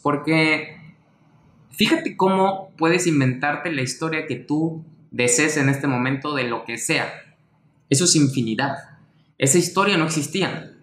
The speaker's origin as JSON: {"language": "Spanish", "country": "Mexico", "said": "mexicano, emprendedor y empresario"}